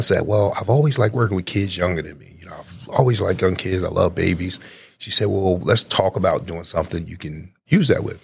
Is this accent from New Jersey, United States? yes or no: yes; Newark, New Jersey, United States; moved away as an adult; also born or lived in West Virginia / Baltimore, Maryland; now in Georgia, United States; I'm originally from New Jersey. I'm a North New Jersey native